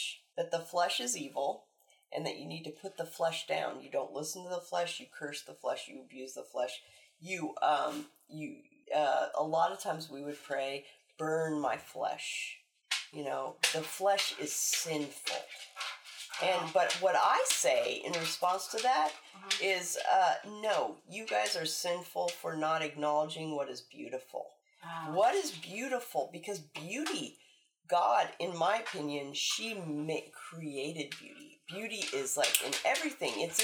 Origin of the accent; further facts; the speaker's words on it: Tulsa, Oklahoma, United States; I grew up in Tulsa